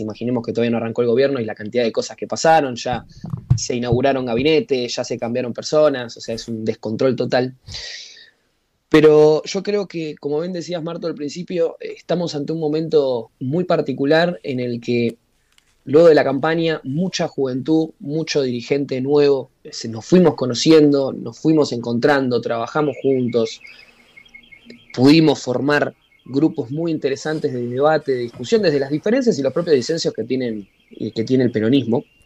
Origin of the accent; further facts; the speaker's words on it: Argentina; como militantes y como argentinos